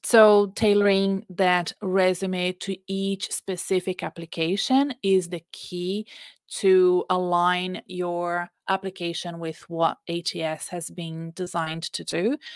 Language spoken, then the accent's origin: English; Brazil; moved away; I'm Brazilian. When I go back to Brazil, I'm often like, oh, I don't know these words or this way of talking